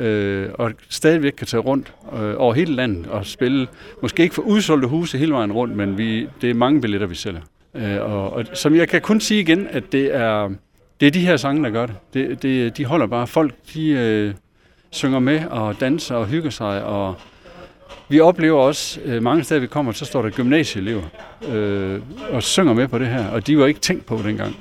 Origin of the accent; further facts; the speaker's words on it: Esbjerg, Southern Denmark, Denmark; moved away; vi kommer her fra Esbjerg